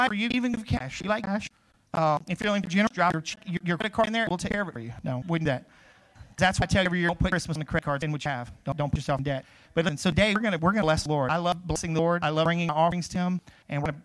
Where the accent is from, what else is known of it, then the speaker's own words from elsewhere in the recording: Crowley, United States; moved away; I grew up in Crowley, which is, West Fields